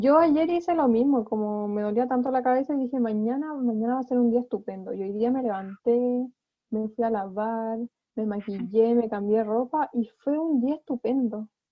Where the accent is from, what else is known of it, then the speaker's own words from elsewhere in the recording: Chillán, Ñuble, Chile; yo soy de Chillán